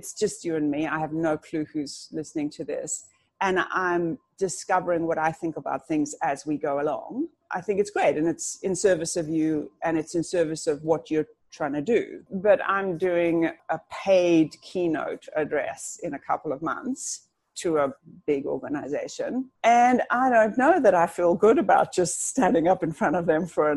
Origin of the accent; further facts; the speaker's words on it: South Africa; I'm actually South African, just listen to that yaw that sneaks out every now and then